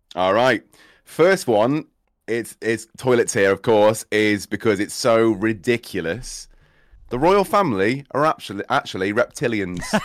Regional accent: Cheshire, North West England, United Kingdom; also born or lived in Midlands; I say I'm from Cheshire. I'll just go with Cheshire 'cause I was born here in the Midlands

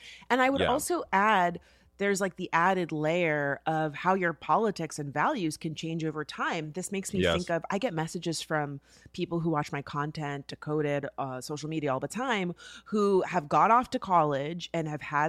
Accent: Florida, United States; that was in my home state, okay?

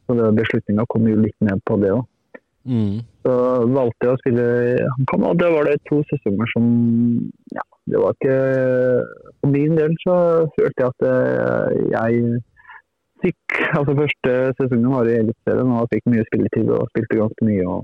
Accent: Turkey; Jeg er jo opprinnelig fra Tyrkia, og det er, jeg hadde ambisjoner siden jeg var liten og har følt med de store lagene i Tyrkia.

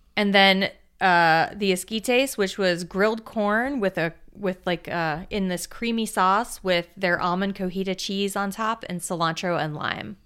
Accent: South Florida, United States; I grew up in South Florida

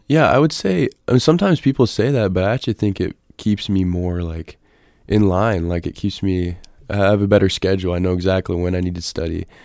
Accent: Nebraska, United States; moved away; I was born and raised in Nebraska on a farm.

